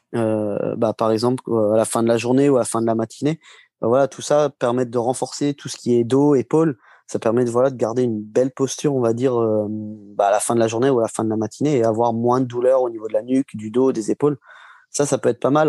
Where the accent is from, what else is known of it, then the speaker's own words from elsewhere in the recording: Marcilly-en-Villette, Centre-Val de Loire, France; je suis de Marcy-en-Villette, euh, c'est en pleine Sologne